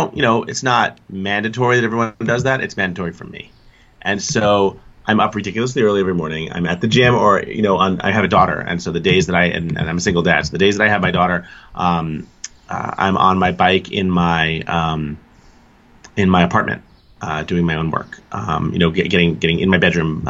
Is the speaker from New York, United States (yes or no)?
yes; New York City, New York, United States; growing up in New York City, I spent my younger years in Staten Island